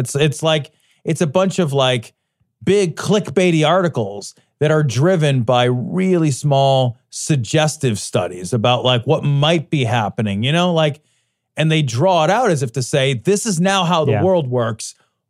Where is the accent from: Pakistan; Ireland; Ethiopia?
Ireland; well, I'm Irish, like, my horn's not going to be that big.